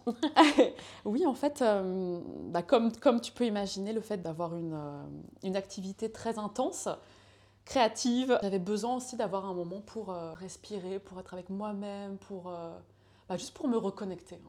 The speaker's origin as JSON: {"language": "French", "town": "Laval", "region": "Pays de la Loire", "country": "France", "tie": "born or raised there", "also_born_or_lived": "Santiago, Chile", "said": "je viens d'une petite ville euh, qui est euh, qui s'appelle Laval. Donc, je euh, moi, je suis née à l'autre bout de la planète, à Santiago du Chili. J'étais adoptée quand j'avais un mois. Mes parents sont venus me chercher pour vivre en France. Donc, dans cette petite ville, j'ai grandi"}